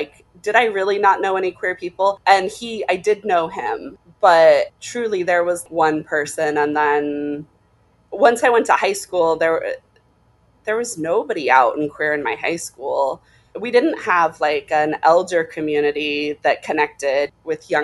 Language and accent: English; Boise, Idaho, United States; moved away; also born or lived in Laramie, Wyoming; Born in Laramie, Wyoming, and we moved to Idaho before I was cognizant, probably when I was one